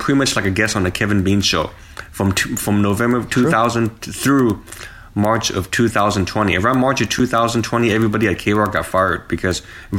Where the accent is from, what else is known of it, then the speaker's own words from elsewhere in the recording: Vietnam; born there; because I'm Chinese, but I was born in Vietnam.